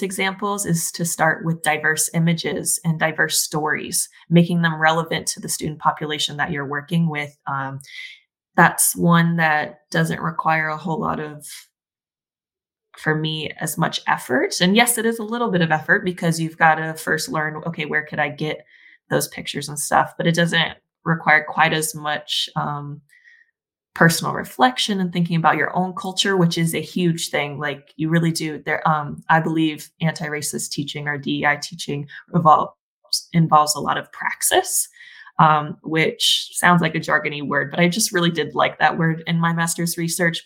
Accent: Texas, United States; I am originally from Texas, or at least that's where I spent most of my childhood growing up

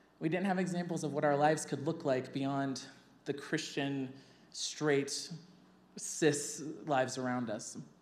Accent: Kentucky, United States; I grew up in a very loving, beautiful home in Kentucky

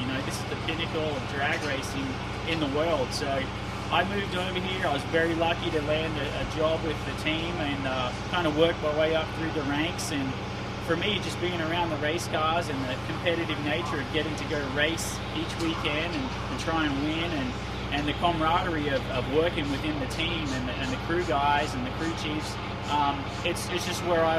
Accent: Australia; moved away as an adult; now in United States; I grew up in Australia.

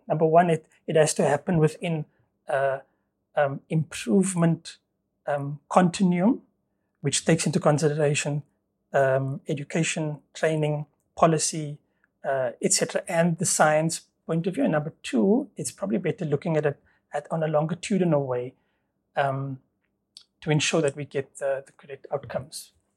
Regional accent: Stellenbosch, Western Cape, South Africa; moved away as an adult; also born or lived in Port Elizabeth / Ireland; born and bred in Stellenbosch

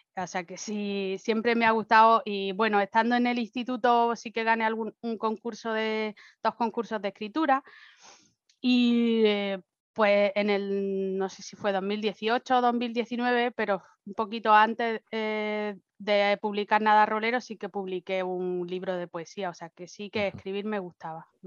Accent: Spain; moved away as an adult; now in Germany; me fui de España

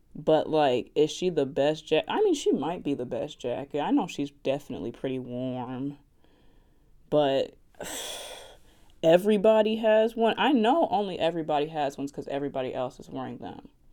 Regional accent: West Orange, New Jersey, United States; accent: Southern; I am from New Jersey, West Orange specifically

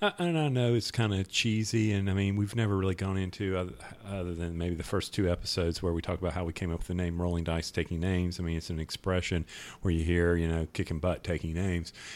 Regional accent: North Carolina, United States; I'm from North Carolina.

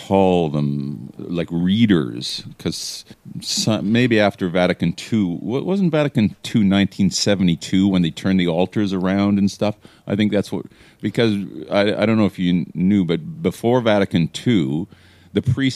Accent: Trail, British Columbia, Canada; also born or lived in Penticton, British Columbia / Calgary, Alberta; we lived in Warfield, and then in grade one, I went to St. Mike's in Trail

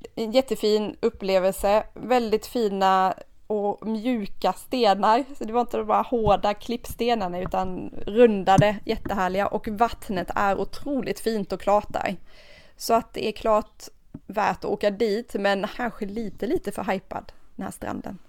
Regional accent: Sweden; europeer har ju inte semester som vi svenskar

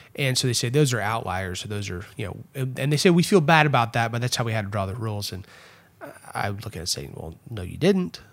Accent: Erath County, Texas, United States; also born or lived in Fort Worth, Texas; where I grew up in Erath County

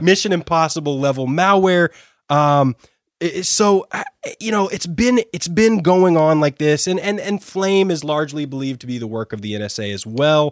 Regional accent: United States

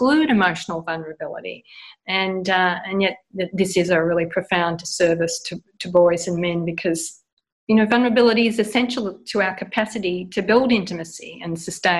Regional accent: Australia; moved away as an adult; also born or lived in United States / London / France; now in Portugal; So I'm originally from Australia and I've lived abroad about 35 years now.

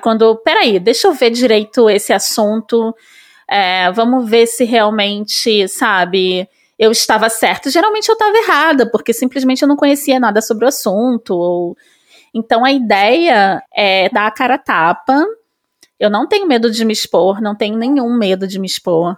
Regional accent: Rio de Janeiro, Brazil; accent: carioca; also born or lived in São Paulo; nasci no subúrbio do Rio, como eu falei antes. É, sou super carioca, eu acho que não dá nem para perceber pelo meu sotaque.

